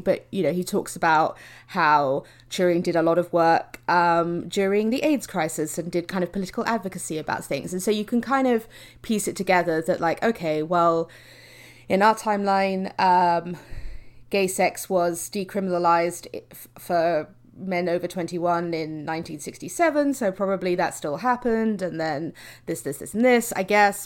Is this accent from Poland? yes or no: no; United Kingdom